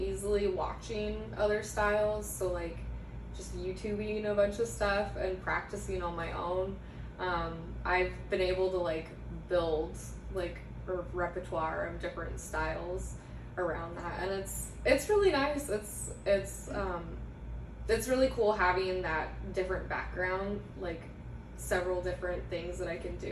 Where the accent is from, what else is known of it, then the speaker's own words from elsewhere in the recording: Forest Grove, Oregon, United States; I grew up in Forest Grove